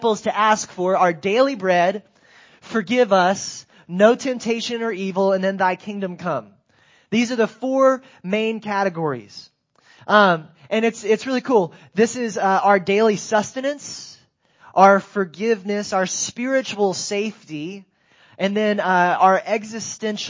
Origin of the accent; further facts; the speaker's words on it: Greensboro, North Carolina, United States; I grew up in Greensboro, North Carolina.